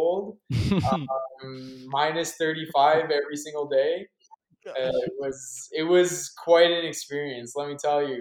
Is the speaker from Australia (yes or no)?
no; Montreal, Quebec, Canada; also born or lived in Ontario; I come from Montreal, Quebec, Canada